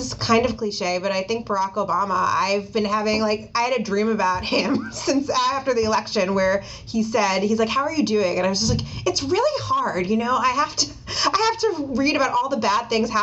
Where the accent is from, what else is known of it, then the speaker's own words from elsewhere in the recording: Ossining, New York, United States; I grew up in Ossining, New York, so it's a suburb of the city and New York City